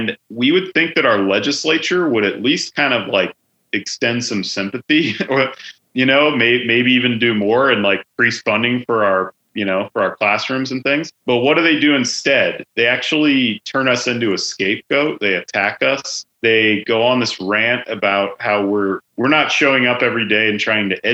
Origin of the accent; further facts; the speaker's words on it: Idaho, United States; I grew up in Idaho public schools.